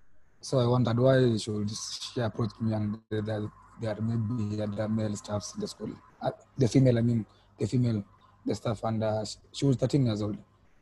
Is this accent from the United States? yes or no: no; Kenya; I'm from Kenya.